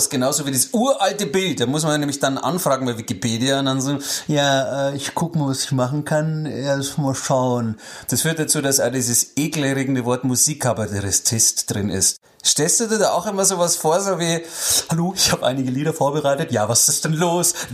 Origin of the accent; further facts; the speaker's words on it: Bavaria, Germany; Ich bin ja nicht umsonst in Niederbayern aufgewachsen.